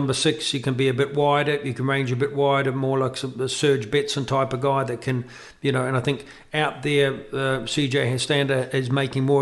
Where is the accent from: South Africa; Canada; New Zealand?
New Zealand; as a New Zealander